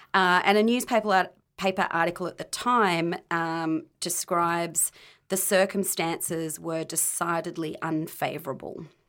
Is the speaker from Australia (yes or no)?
yes; Australia; growing up in Australia